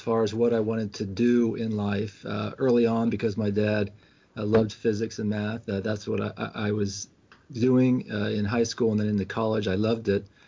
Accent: Washington, District of Columbia, United States; I grew up in Washington D.C.

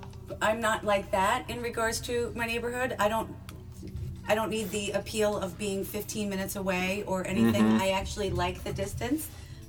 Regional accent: Long Island, New York, United States; I grew up in Long Island.

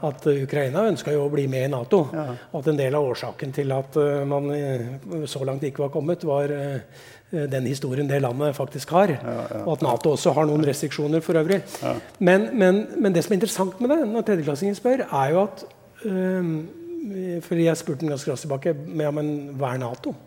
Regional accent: Elverum, Innlandet, Norway; Terningmoen er bra, det er der jeg kommer fra

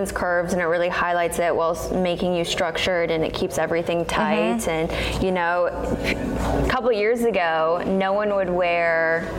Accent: Canada; moved away; So me being Canadian, I live in this.

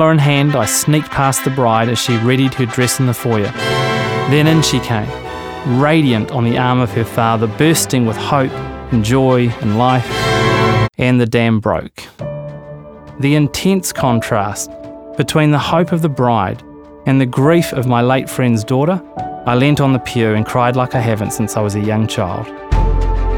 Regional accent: New Zealand; As a Kiwi male

